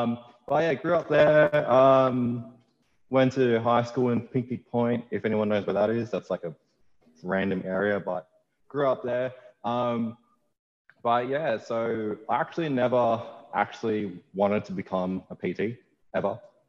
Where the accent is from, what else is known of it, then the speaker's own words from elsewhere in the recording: Panania, New South Wales, Australia; I grew up in Panania, in that's in Bankstown. So Bankstown boy for life, born